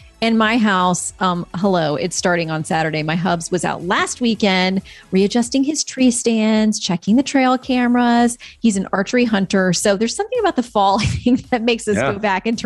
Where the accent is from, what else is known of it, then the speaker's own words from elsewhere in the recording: Florida, United States; moved away; I'm from Florida